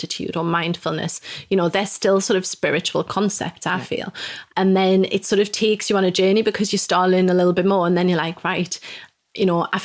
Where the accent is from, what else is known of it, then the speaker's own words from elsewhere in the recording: Newcastle upon Tyne, North East England, United Kingdom; moved away as an adult; also born or lived in Mexico / Manchester / Peterborough; now in York, United Kingdom; I'm from Newcastle originally